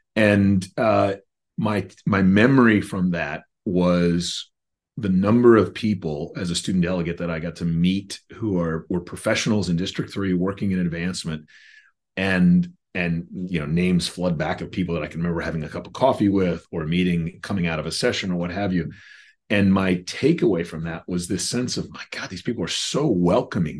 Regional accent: Chapel Hill, North Carolina, United States; I grew up in Chapel Hill, North Carolina

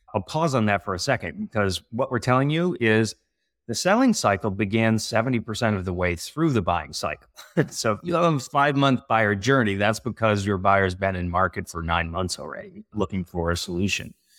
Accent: California, United States; also born or lived in San Francisco / Montreal; this California guy

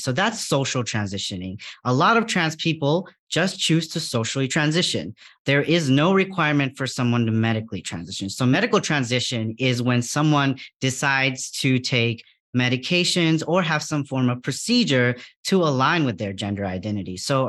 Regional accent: Bangladesh; English is a second language; Even in my home country of Bangladesh, the first time I actually had exposure to people with gender diverse identities was the Hijra community

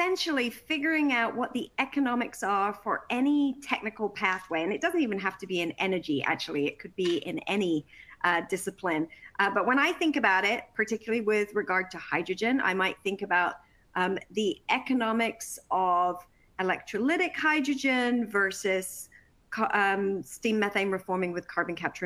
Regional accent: Worthing, South East England, United Kingdom; my hometown of Worthing in England

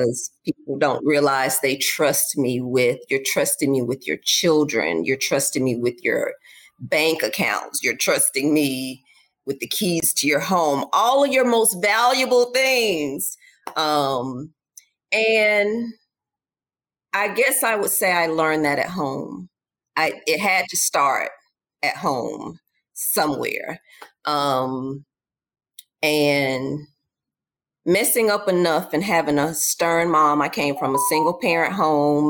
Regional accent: Charlotte, North Carolina, United States; moved away; I'm from Charlotte, where I live at again today

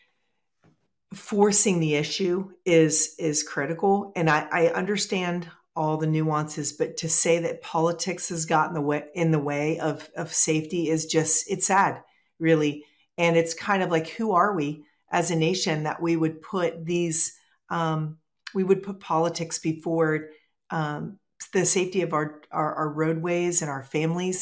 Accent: Ohio, United States; I grew up here in Ohio

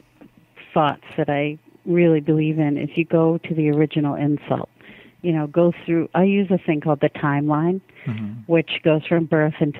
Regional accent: United States; I'm an American

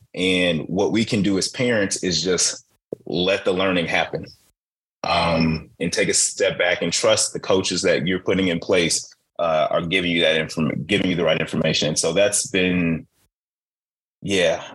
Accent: Chicago, Illinois, United States; I grew up in Chicago

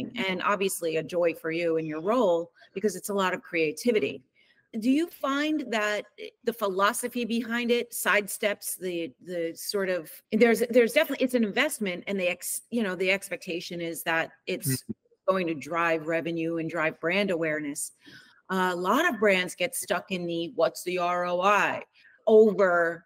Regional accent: New York City, New York, United States; I grew up around the New York City area, and that's where I'm based.

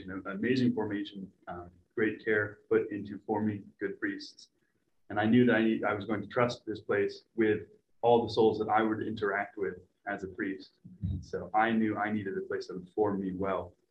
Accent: North Carolina, United States; I hail from North Carolina.

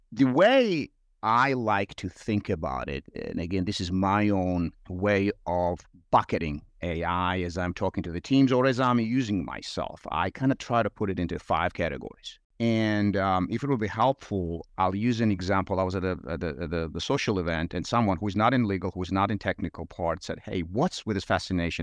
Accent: Georgia; English is a second language; moved away as an adult; now in United States; I'm sure listeners would reflect on my accent and realize it's not uh, Georgia, Georgia here in the U.S., Georgia overseas and in Eastern Europe. Um, grew up there

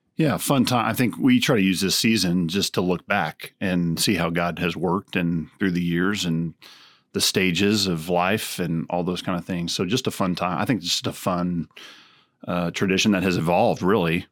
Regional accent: Texas, United States; growing up in Texas

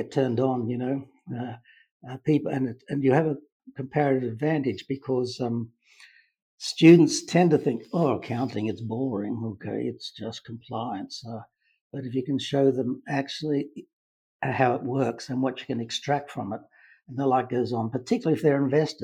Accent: Australia; moved away as an adult; I grew up in Australia, University of Queensland in Brisbane

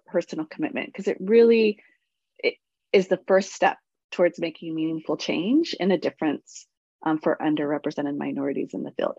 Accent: San Francisco, California, United States; I grew up in the Mission

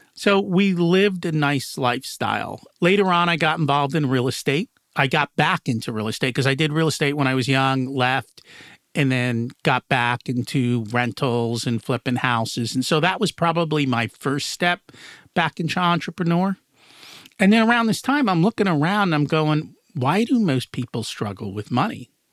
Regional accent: United States; also born or lived in India; I've grown up in the United States

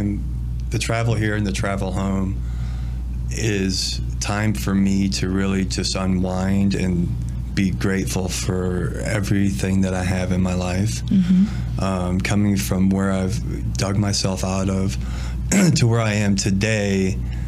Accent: Princeton, Illinois, United States; I was born and raised up in Princeton, Illinois area.

